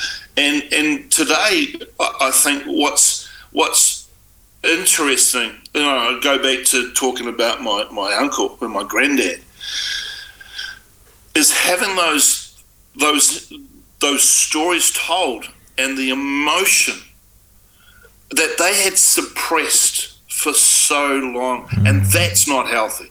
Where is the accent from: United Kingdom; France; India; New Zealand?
New Zealand; Auckland; I was brought up in South Auckland